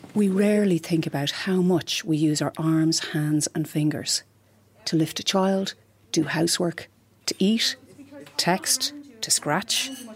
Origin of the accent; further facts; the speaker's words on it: Glenageary, Leinster, Ireland; moved away as an adult; now in Lyon, France; originally I'm from Glenageary, County Dublin